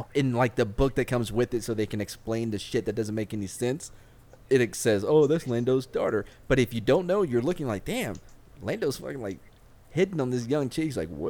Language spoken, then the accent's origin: English; East Texas, United States; I grew up in East Texas.